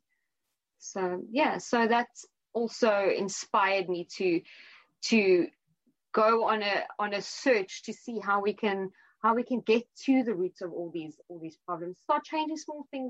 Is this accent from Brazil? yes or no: no; South Africa; now in London, United Kingdom; I'm 36, I'm from South Africa